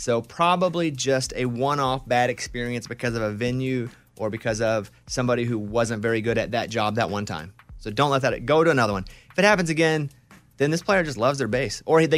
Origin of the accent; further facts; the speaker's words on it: Arkansas, United States; because Caitlin's from Oklahoma, I'm from Arkansas.